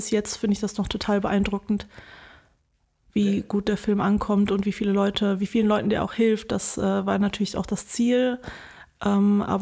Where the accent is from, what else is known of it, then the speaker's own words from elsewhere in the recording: Wuppertal, North Rhine-Westphalia, Germany; moved away as an adult; now in Bonn, Germany; aus Wuppertal, genau. Bist da zur Schule gegangen? genau, geboren, aufgewachsen, zur Schule gegangen, Abi gemacht und dann bin ich nach Bonn abgehauen